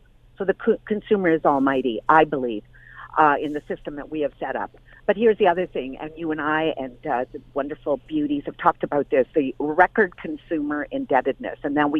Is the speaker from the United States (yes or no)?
no; Orillia, Ontario, Canada; I am from Orillia.